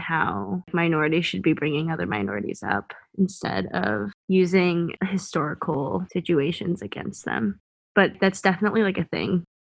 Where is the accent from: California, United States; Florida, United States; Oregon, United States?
California, United States; "I'm a third generation from California, but my grandparents were from China."